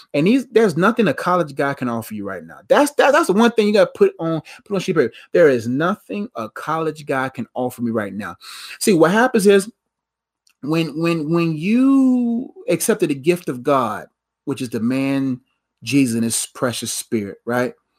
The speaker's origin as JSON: {"language": "English", "country": "Nigeria", "said": "I'm Nigerian"}